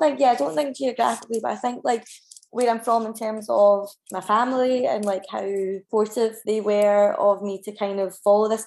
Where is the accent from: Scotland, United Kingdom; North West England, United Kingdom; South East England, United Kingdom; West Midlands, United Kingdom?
Scotland, United Kingdom; Kilbarchan; also born or lived in Paisley / Scottish Borders; now in Glasgow, United Kingdom; I grew up in Kilbarkin, which is in Renfrewshire